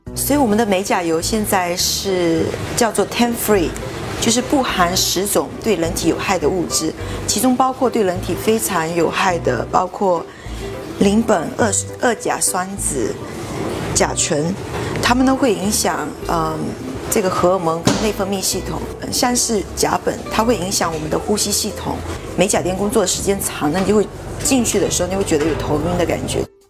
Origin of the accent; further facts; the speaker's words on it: Fujian, China; moved away; 我们福建那边，就基本上女的二十三岁之前都会结婚生小孩